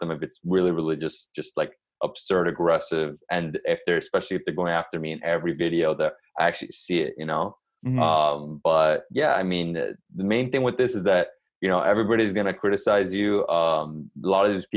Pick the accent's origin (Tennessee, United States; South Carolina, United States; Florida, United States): Florida, United States; Miami; I'm from here.